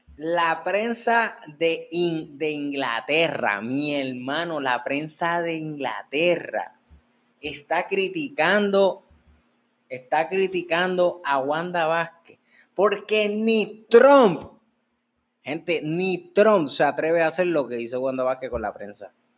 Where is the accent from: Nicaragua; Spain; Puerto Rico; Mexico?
Puerto Rico; yo no soy francés, yo soy puertorriqueño y hablo español